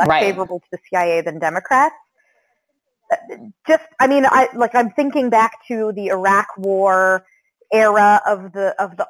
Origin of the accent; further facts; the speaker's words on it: Central Florida, United States; moved away; I grew up in Central Florida